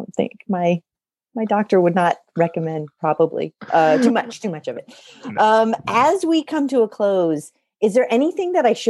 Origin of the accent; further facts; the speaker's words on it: Covington, Louisiana, United States; also born or lived in California; I was born in Covington, Louisiana. Half my family lives there. I know I don't sound like it, but I grew up half Louisiana, half California.